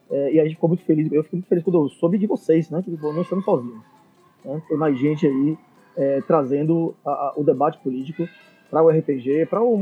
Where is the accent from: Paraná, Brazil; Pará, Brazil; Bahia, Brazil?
Bahia, Brazil; Salvador; Salvador. Somos de Salvador.